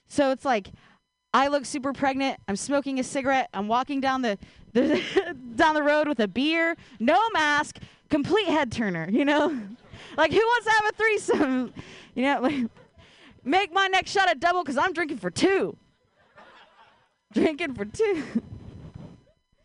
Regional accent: Ohio, United States; now in Bay Area, United States; I grew up in Ohio

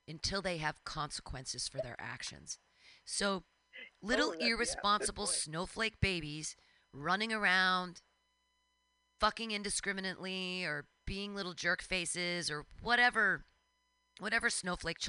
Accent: United States; as Americans

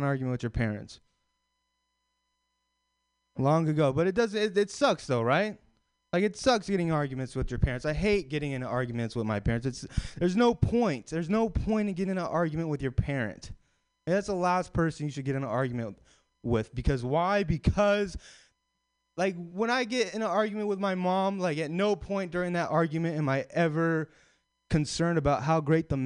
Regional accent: Sacramento, California, United States; now in San Francisco, United States; I'm from Sacramento.

